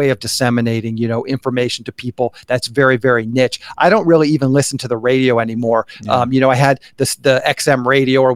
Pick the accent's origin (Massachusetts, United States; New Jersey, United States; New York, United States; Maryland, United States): Maryland, United States; Annapolis; moved away as an adult; now in Los Angeles, United States; I grew up in Annapolis, Maryland, East Coast.